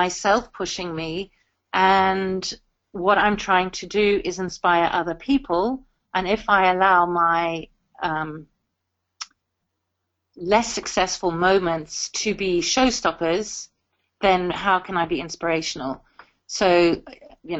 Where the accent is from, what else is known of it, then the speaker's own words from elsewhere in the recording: South Africa; now in United Kingdom; I'm South African by birth, and I have African music in my bones